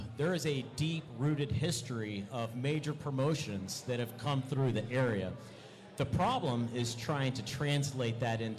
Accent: Jacksonville, Florida, United States; You know, so I'm from Jacksonville

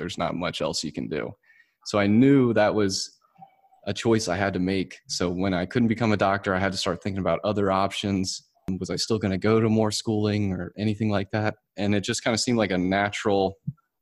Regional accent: Winston-Salem, North Carolina, United States; moved away as an adult; also born or lived in Auburn, Alabama; going from North Carolina, which is where I was raised, actually in Winston-Salem

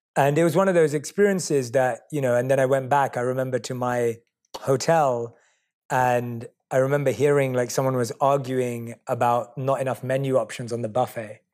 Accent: London, United Kingdom; I was born and raised in London

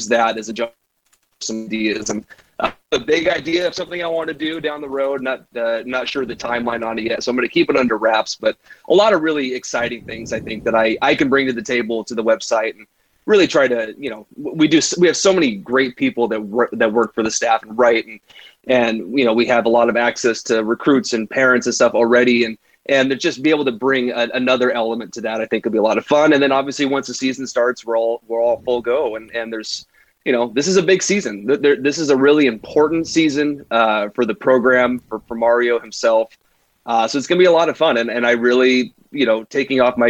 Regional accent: Salem, Oregon, United States; we grew up in the Salem area

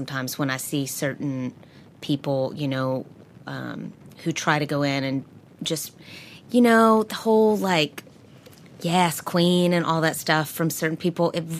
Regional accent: the South, United States; I'm from the South.

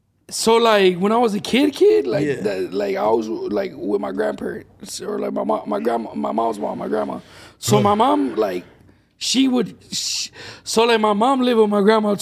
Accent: Indio, California, United States; also born or lived in Imperial Valley, California / Calipatria, California / Brawley, California; I'm from Indio, California, Coachella Valley.

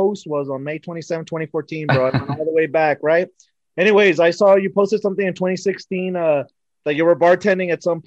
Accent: El Paso, Texas, United States; So I'm from El Paso. I grew up and raised in El Paso

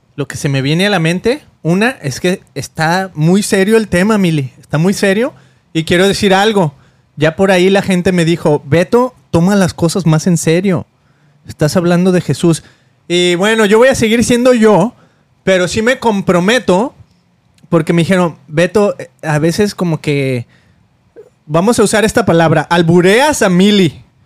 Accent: Mexico; now in United States; Somos latinos, venimos de México

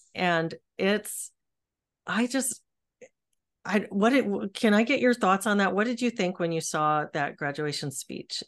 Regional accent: Texas, United States; also born or lived in Seattle, Washington; now in Washington, United States; I'm a Texan

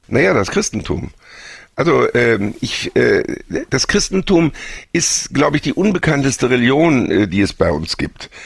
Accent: Germany; Wir als Deutsche

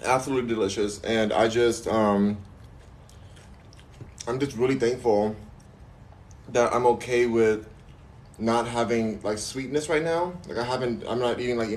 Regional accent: Los Angeles, California, United States; I'm from Los Angeles, LA gang

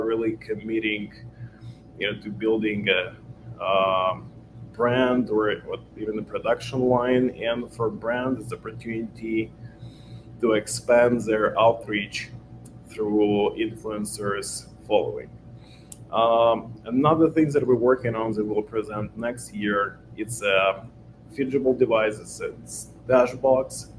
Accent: Ukraine; moved away as an adult; now in Los Angeles, United States; I was born in Ukraine. I'm a Ukrainian Jew. I moved to States 9 years ago. What I was doing before, it was a software development and coding school back in Ukraine.

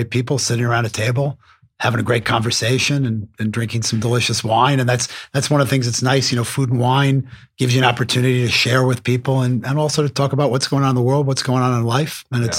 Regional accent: Westchester County, New York, United States; I grew up in the New York area. I grew up out in Westchester County, and I was born in 1962.

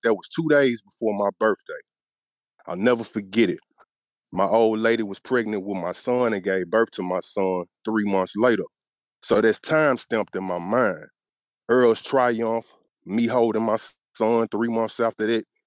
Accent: Memphis, Tennessee, United States; right outside of Memphis, Tennessee, my hometown.

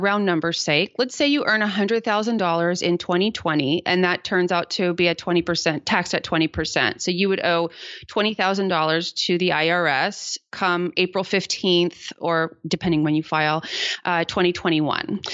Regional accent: San Jose, California, United States; my hometown, which is San Jose, California

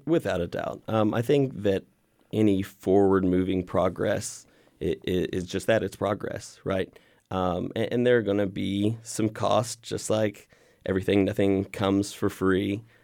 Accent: Waco, Texas, United States; also born or lived in Austin, Texas; I was born here in Waco.

